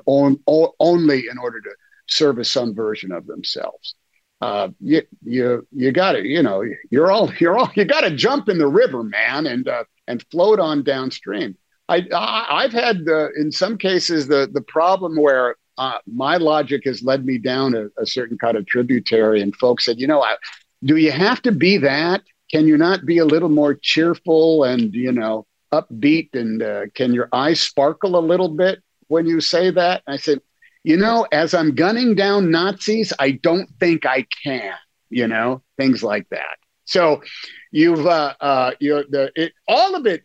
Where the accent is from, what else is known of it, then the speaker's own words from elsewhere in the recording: Oakland, California, United States; I grew up in Oakland